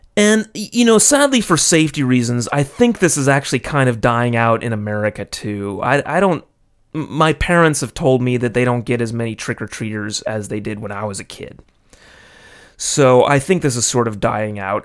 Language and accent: English; California, United States; now in Japan; I grew up in California